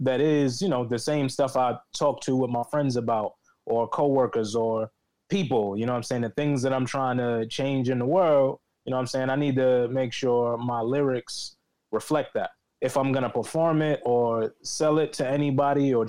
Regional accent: New York City, New York, United States; I reside in the Bronx, New York, but I was born and raised in Harlem and the Bronx

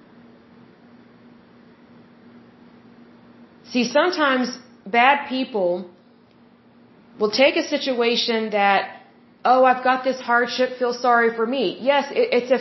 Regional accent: the Bible Belt, United States; I was raised in the Bible Belt

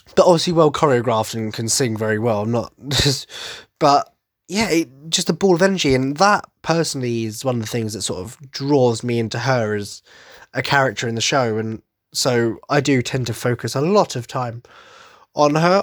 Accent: Essex, East of England, United Kingdom; accent: Cockney twang; I'm from Essex, so I suppose the Cockney twang is very much apparent

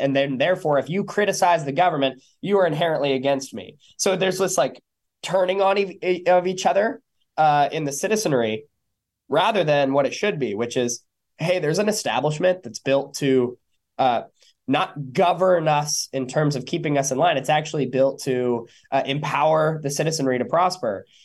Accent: San Diego, California, United States; my hometown

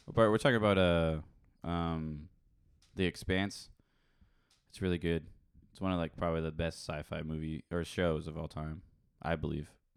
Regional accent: England, United Kingdom; I'm English

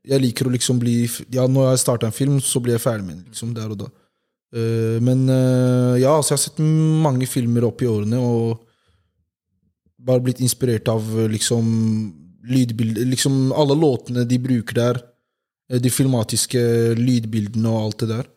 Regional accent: Oslo, Norway; Jeg er jo fra Homlia Eh, bodd der hele livet.

